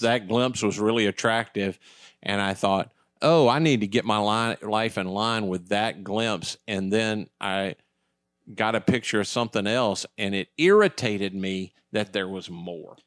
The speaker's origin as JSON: {"language": "English", "country": "United States", "said": "I was from America"}